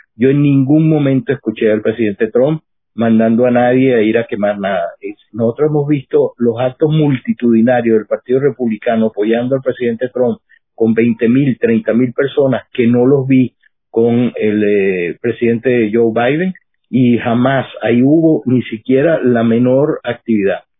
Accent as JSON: {"language": "Spanish", "country": "Venezuela", "moved": "yes", "lives_now": "United States", "said": "yo como venezolano"}